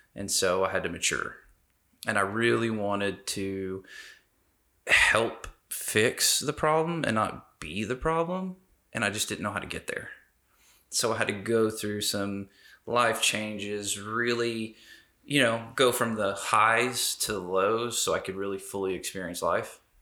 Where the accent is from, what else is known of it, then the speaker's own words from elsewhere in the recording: Las Vegas, Nevada, United States; I was born in Las Vegas.